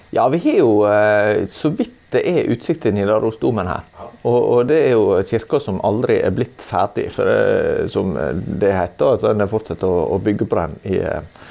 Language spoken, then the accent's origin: Norwegian; Sunnmøre, Møre og Romsdal, Norway; jeg som sunnmøring syns at, at, selve topografien er jo litt, litt mer sånn avdempa og, og, mindre dramatisk da, enn det jeg er vant med i mine omgivelser